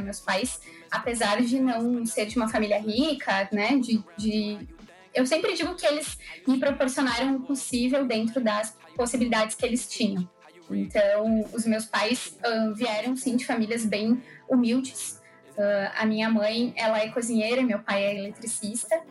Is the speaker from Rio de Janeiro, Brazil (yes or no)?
no; Caxias do Sul, Rio Grande do Sul, Brazil; eu nasci em Caxias do Sul